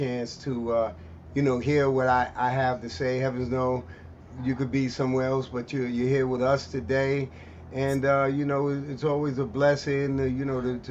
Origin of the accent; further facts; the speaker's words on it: New York City, New York, United States; growing up in the East New York section of Brooklyn